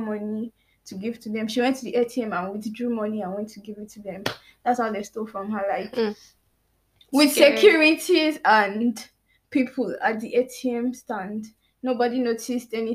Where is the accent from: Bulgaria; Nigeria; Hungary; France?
Nigeria; being a Nigerian and being a youth in Nigeria